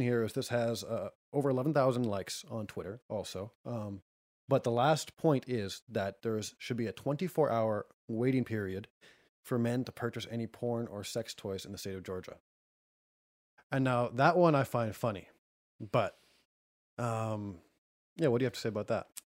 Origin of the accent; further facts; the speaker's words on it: Canada; I'm Canadian